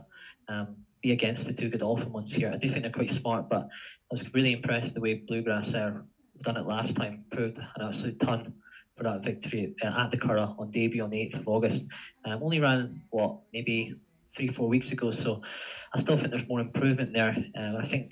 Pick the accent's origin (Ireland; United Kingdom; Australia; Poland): United Kingdom; accent: Northern; I've got a Northern accent